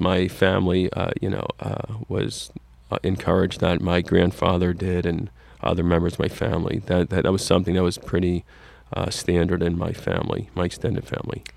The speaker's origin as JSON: {"language": "English", "town": "Fair Lawn", "region": "New Jersey", "country": "United States", "tie": "born or raised there", "said": "I grew up in Fairlawn, New Jersey, in Bergen County"}